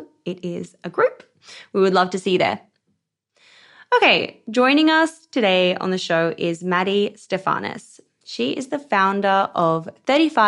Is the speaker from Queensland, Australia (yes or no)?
yes; Queensland, Australia; I'm a Queensland girl